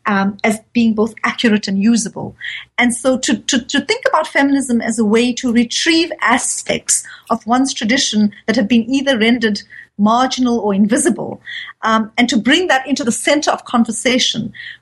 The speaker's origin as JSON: {"language": "English", "country": "South Africa", "said": "So, for example, I live in South Africa. I'm a Muslim, but I'm also South African"}